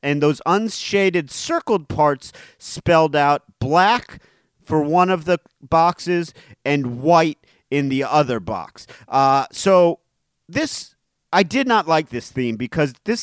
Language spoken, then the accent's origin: English; Cleveland Heights, Ohio, United States; That's my hometown. That's where I grew up.